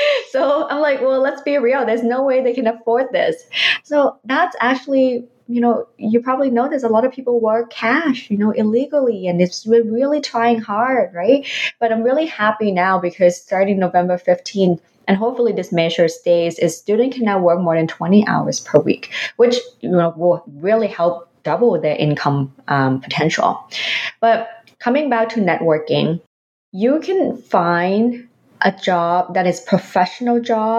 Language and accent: English; Philippines; now in Canada; even though I don't have the what so-called Canadian experience, but I have experience from my home country, from the Philippines, for the past 20 years.